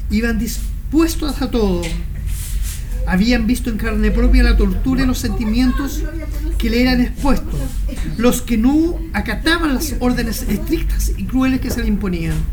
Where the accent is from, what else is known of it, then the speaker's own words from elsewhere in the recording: Talca, Maule, Chile; vuelvo a Talca, porque Talca es mi ciudad natal, digamos, es, mi trueno querido. Pero yo he hecho muy poca residencia en Talca.